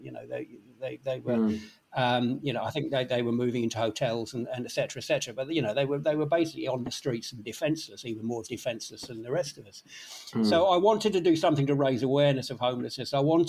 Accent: London, United Kingdom; I grew up in London, as you can probably gather from the accent.

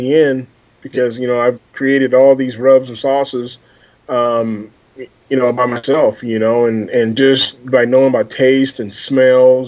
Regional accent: Des Moines, Iowa, United States; I'm from Des Moines, Iowa, born and raised.

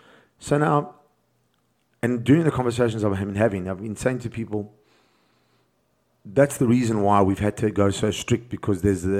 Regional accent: South Africa; And I'm speaking as from a South African point of view, because we're in South Africa and I'm in South Africa

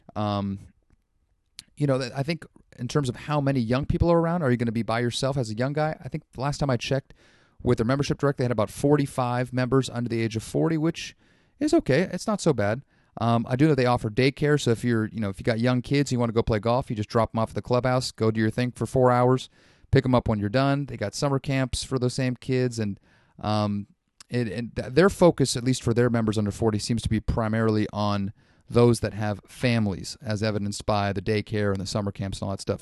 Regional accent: Sonoma County, California, United States; I grew up in Sonoma County

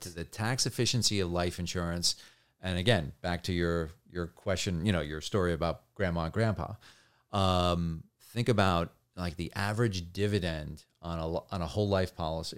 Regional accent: New Jersey, United States; also born or lived in New York; grew up in New Jersey and, and New York

